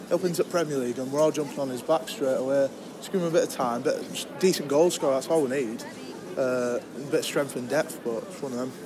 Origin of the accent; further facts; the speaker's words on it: Brighouse, Yorkshire and the Humber, United Kingdom; Brighouse, Huddersfield, up the town.